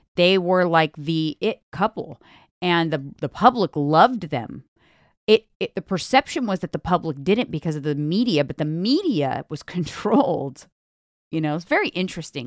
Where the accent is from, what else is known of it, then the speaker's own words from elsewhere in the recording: California, United States; I'm from California.